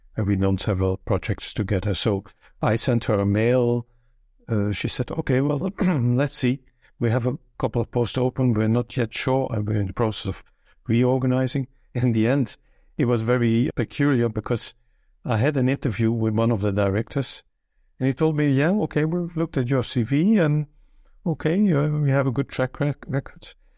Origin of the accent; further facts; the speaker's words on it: Belgium; first language Dutch; English is a second language; moved away as an adult; now in Luxembourg; I was born in Belgium, but I've lived here in Luxembourg for thirty-two years, more than half my life